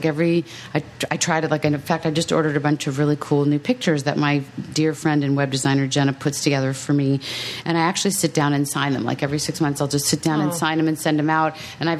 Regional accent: Maryland, United States; now in Los Angeles, United States; I grew up on the East Coast, and I grew up in Maryland.

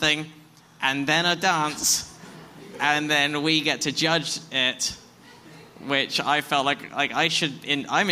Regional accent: England, United Kingdom; accent: English; It doesn't work in my accent either. Like, it doesn't rhyme if you're English.

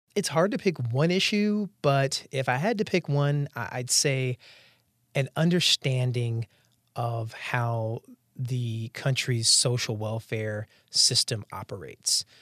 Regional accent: Durham, North Carolina, United States; also born or lived in Arkansas; now in Washington, D.C., United States; I grew up in Durham, North Carolina. I was born in, uh, Arkansas

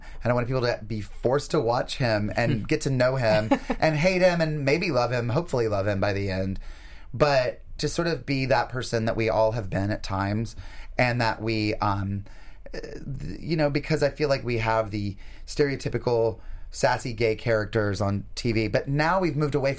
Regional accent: North Carolina, United States; moved away; North Carolina, my home state.

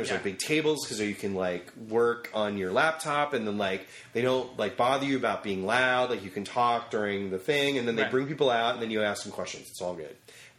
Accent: near the Delaware Water Gap, western New Jersey, United States; also born or lived in New York City; I grew up in Jersey. Was born in New York City and grew up in New Jersey.

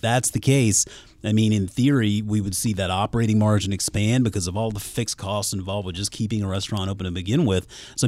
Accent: Mount Pleasant, South Carolina, United States; I mean, I grew up in Mount Pleasant, South Carolina, just over the bridge from Charleston, right there on the water.

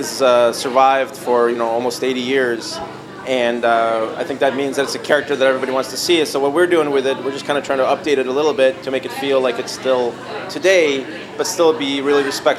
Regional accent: Chicago, Illinois, United States; And I came from Chicago, which didn't really have a big program.

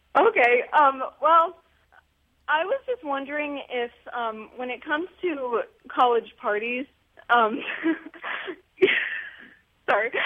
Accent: Pennsylvania, United States; I'm from Pennsylvania

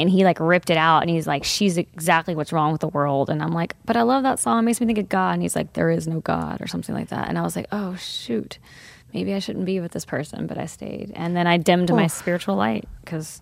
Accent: Texas, United States; we're from Texas

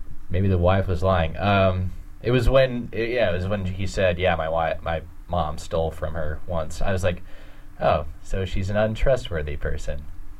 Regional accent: the South, United States; I'm from the South.

